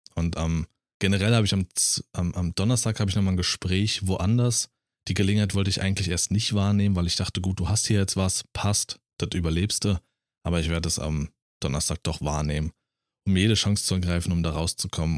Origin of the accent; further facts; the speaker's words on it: Berlin, Germany; also born or lived in Thuringia; now in Brandenburg, Germany; war ich selbst als Berliner, war ich ein bunter Hund. Nur weil ich aus Berlin komme